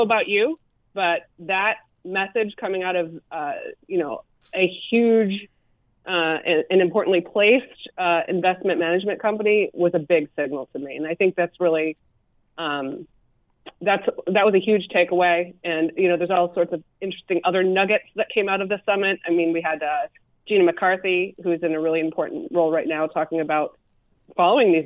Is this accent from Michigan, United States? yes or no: yes; Michigan, United States; I'm from Michigan, a cold weather state.